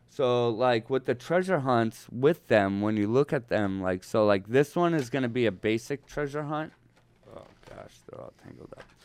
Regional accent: Northeast, United States; now in Los Angeles, United States; I'm from the Northeast

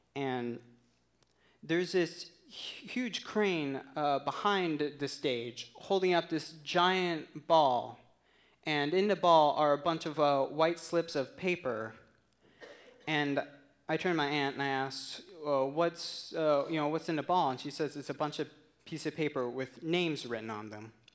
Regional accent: Tucson, Arizona, United States; moved away; Tucson, Arizona, which is my hometown. That's where I grew up.

